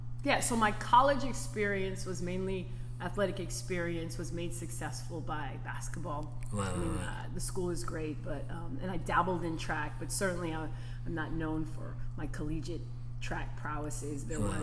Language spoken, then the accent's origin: English; Southern California, United States; moved away as an adult; also born or lived in North Carolina; I'm from Southern Cal.